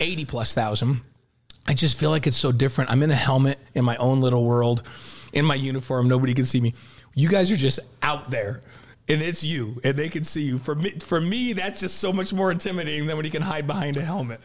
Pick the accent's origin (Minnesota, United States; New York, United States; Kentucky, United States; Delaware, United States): New York, United States; moved away; growing up in New York as a Giants guy